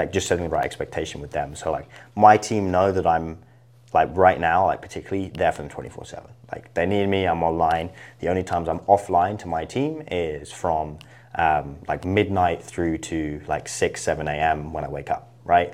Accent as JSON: {"language": "English", "area": "Isle of Wight", "region": "South East England", "country": "United Kingdom", "tie": "born or raised there", "moved": "as an adult", "lives_now": "United States", "said": "I really loved it growing up. Um, but, uh, yeah, that was where, kind of where I was raised."}